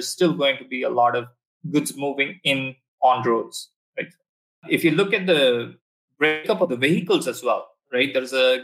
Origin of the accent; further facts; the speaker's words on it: Bangalore, Karnataka, India; moved away as an adult; also born or lived in Texas, United States; now in Singapore; my hometown, which you've had some fantastic driving experiences in Bangalore